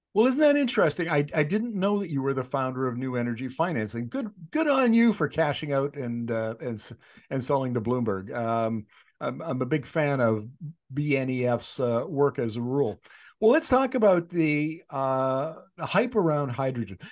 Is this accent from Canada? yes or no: yes; Northern Canada, Canada; I grew up in Northern Canada.